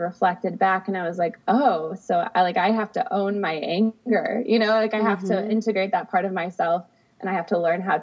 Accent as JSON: {"language": "English", "town": "Adrian", "region": "Michigan", "country": "United States", "tie": "born or raised there", "moved": "yes", "lives_now": "Sacramento, United States", "said": "I'm originally from the Midwest. I grew up in a small town in Michigan"}